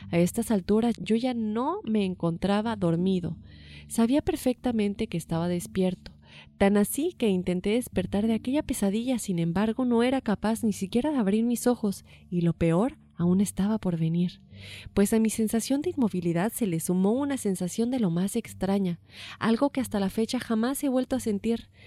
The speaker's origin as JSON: {"language": "Spanish", "region": "Aguascalientes", "country": "Mexico", "tie": "born or raised there", "said": "En ese entonces vivía en San Luis Potosí, sin embargo yo soy originario de Aguascalientes, capital, y mi familia tiene la costumbre de visitar los siete templos durante la Semana Santa."}